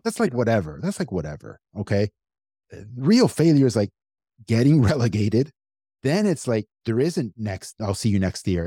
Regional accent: United States; I'm American, born and raised here my whole life

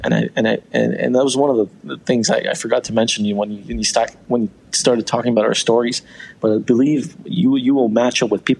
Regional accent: Iran; also born or lived in Canada; now in Toronto, Canada; I was born in Iran, and you know, we left in 96

